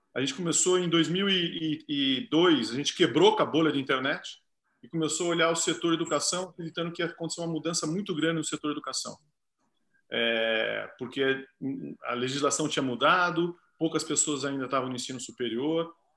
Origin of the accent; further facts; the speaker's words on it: Sorocaba, São Paulo, Brazil; eu sou de Sorocaba, meu pai, meu pai é diretor da escola